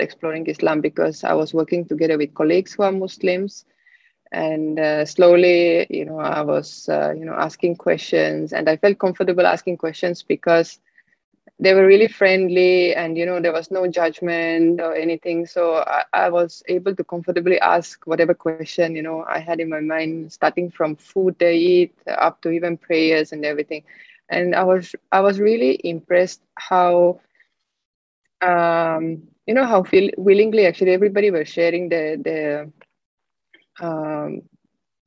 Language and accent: English; Estonia; moved away as an adult; now in Singapore; I'm originally from Estonia.